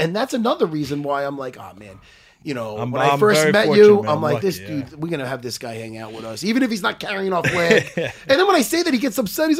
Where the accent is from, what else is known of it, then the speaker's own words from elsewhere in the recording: Long Island, New York, United States; growing up in Long Island, I dated a girl from Belmore, which is a town next to mine.